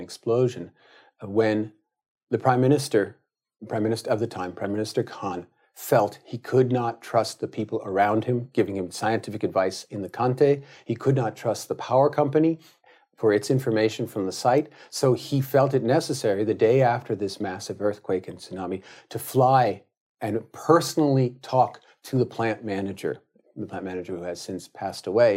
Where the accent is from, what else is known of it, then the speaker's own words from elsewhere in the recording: California, United States; as a Californian